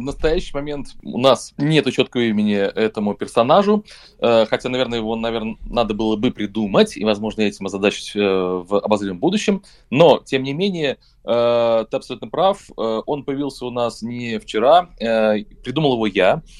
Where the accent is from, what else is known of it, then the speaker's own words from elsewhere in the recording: Russia; я из России